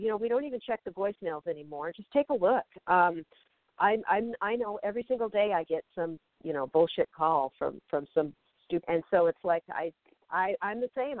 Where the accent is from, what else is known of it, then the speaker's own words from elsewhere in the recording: Federal Way, Washington, United States; now in Los Angeles, United States; I'm visiting my mom uh, in my hometown of Federal Way, Washington